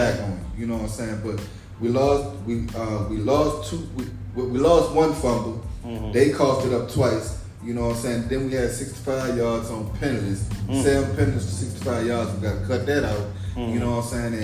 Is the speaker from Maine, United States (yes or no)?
no; Essex, Virginia, United States; I'm from Essex